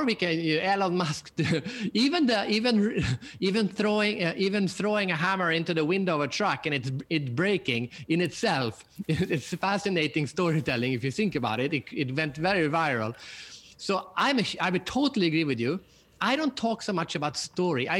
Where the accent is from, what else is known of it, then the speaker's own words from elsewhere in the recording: Sweden; I'm from Sweden, so we have IKEA